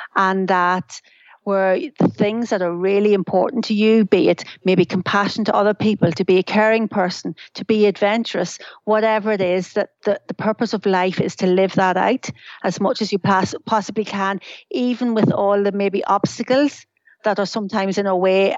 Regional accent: Ireland; now in United Kingdom; I'm Irish

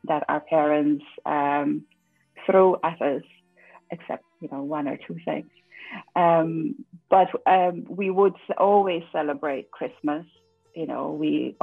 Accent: Netherlands; also born or lived in Suriname; So I grew up in the Netherlands. I was very young when we moved there, so I have no memories of Suriname

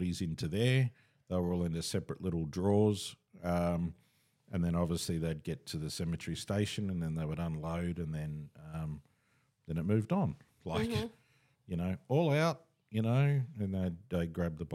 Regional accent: Australia; we're Australian

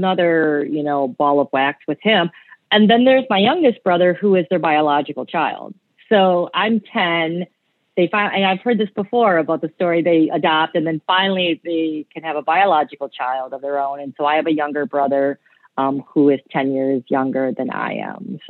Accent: Michigan, United States; also born or lived in Seoul, South Korea; at 6 months in 1973, I came over from Seoul, Korea, and started my life in Michigan

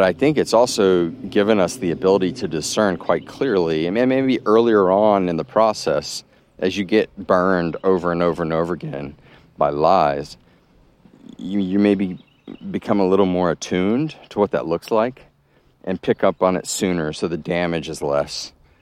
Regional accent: Texas, United States; moved away as an adult; also born or lived in Massachusetts; I grew up in Texas, and then I went to college in the Northeast and Massachusetts

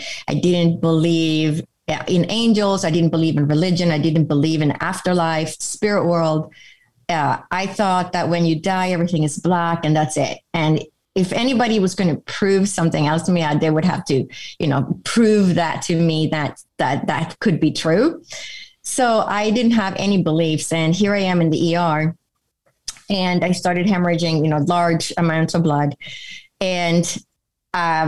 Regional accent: Sweden; moved away as an adult; now in United States; I grew up in Europe, in Sweden, which is in Northern Europe

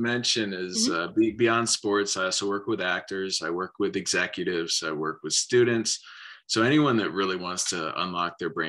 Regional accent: Philadelphia, Pennsylvania, United States; born there; So I was born in Philly in 76. And so I've always been loyal to that, even though I've moved around.

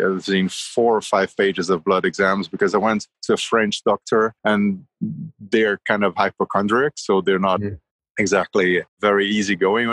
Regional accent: Rio de Janeiro, Brazil; moved away; I grew up in Rio

